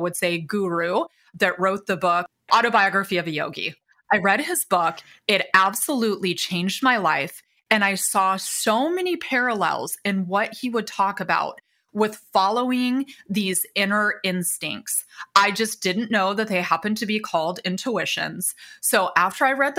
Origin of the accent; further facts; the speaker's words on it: Indiana, United States; moved away as an adult; also born or lived in California; I was born and raised in Indiana, small town